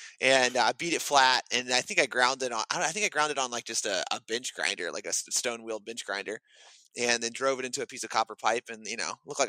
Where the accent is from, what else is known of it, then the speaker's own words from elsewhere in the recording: St. Matthews, South Carolina, United States; also born or lived in Greenville, South Carolina; So I grew up where I am now, St. Matthew, South Carolina. It's pretty little small town. It's got two stoplights, and you blink, you're through it, and you didn't even know you were there.